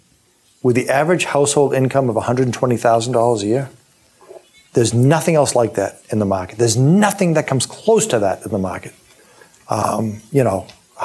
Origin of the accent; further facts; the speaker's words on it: Weymouth, Massachusetts, United States; I ran for office in my hometown of Weymouth